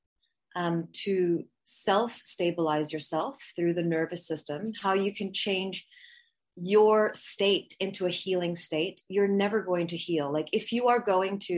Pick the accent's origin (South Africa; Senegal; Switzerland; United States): Switzerland; moved away; also born or lived in Bali / Canada; I'm half Swiss, half Filipina. And I grew up in Switzerland and then moved to Bali and then lived all around the world